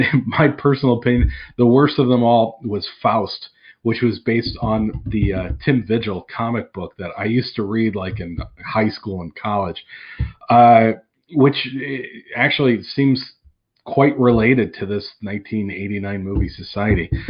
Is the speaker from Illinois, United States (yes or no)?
yes; outside of Chicago, Illinois, United States; I grew up outside of Chicago